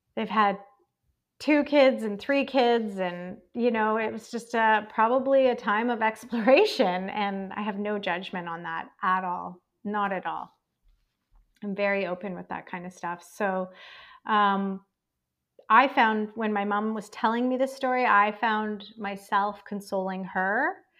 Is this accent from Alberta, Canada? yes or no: yes; Calgary, Alberta, Canada; now in Victoria, Canada; I was not raised here. I was raised in Calgary, Alberta, which is one province over.